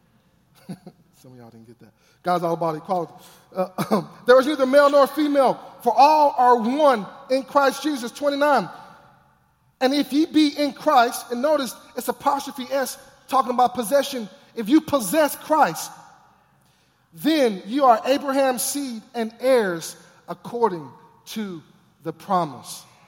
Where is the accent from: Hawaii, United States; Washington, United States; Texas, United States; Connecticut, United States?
Texas, United States; I grew up in Texas